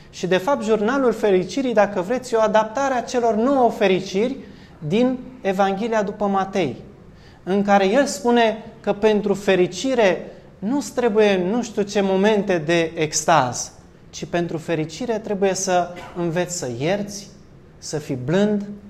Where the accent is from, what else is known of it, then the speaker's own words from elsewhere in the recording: Romania; Noi ca și români